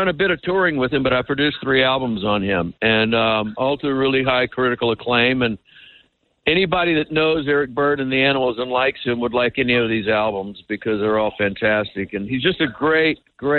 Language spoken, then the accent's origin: English; Texas, United States; little white boy in Texas at the age of 12 or 13